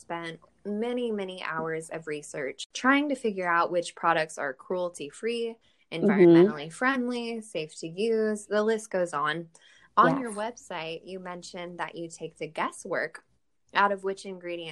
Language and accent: English; California, United States; I grew up in California